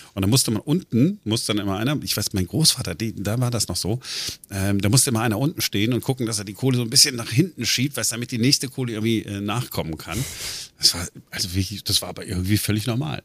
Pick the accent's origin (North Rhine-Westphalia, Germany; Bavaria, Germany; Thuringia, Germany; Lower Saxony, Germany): North Rhine-Westphalia, Germany; Duisburg; now in Berlin, Germany; ich bin ja im Ruhrgebiet groß geworden, neun, äh, neunzehnhundertfünfundachtzig, äh, Duisburg.